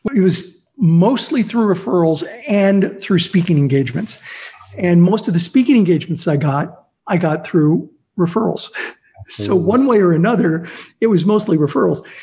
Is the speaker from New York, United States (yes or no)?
no; Azusa, California, United States; also born or lived in Pittsburgh / South Central LA; we moved to Azusa, where I grew up, and I went to Azusa Unified School District